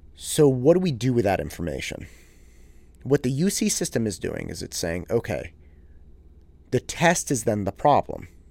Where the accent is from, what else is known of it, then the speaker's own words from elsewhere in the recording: Concord, California, United States; I grew up in Concord